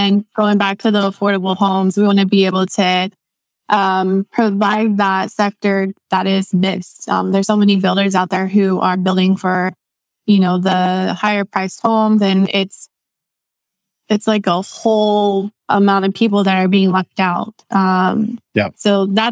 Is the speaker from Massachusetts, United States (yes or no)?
no; Texas, United States; where I'm from Texas. Most of my life I've been in Texas